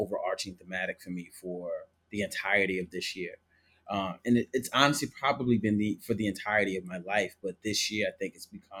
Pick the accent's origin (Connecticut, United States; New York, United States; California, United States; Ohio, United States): New York, United States; New York City; moved away as an adult; also born or lived in Florida / Atlanta / Brooklyn; now in Columbus, United States; I am from the Bronx, though. You know what I'm saying? I've lived in the Bronx pretty much almost my entire life besides the times I lived in, like, Florida and Atlanta